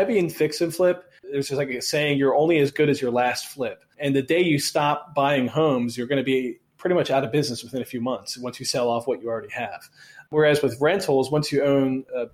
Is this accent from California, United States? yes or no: no; Baltimore, Maryland, United States; we're both from Baltimore. We both live in Baltimore.